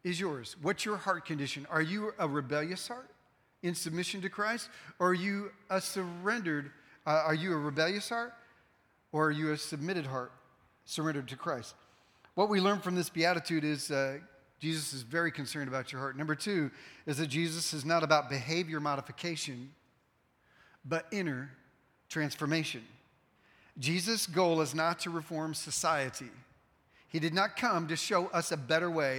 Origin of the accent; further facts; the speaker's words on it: the North, United States; now in Texas, United States; I'm from the North and we don't sweeten our tea up there